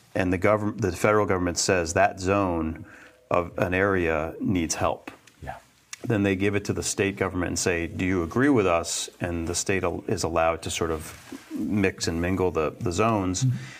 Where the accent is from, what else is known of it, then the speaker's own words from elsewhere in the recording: Winhall, Vermont, United States; I grew up in Bennington County um, uh, and, and Winhall